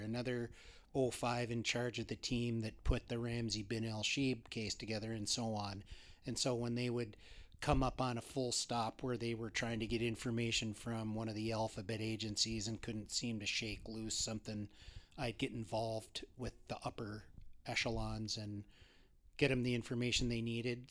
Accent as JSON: {"language": "English", "town": "Bismarck", "region": "North Dakota", "country": "United States", "tie": "born or raised there", "also_born_or_lived": "Grand Forks, North Dakota", "said": "I was born in Grand Forks, primarily grew up in Bismarck"}